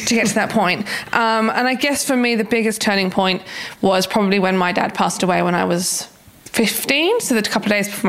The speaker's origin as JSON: {"language": "English", "area": "Buckinghamshire", "region": "South East England", "country": "United Kingdom", "tie": "born or raised there", "moved": "yes", "said": "I grew up in Buckinghamshire in the UK"}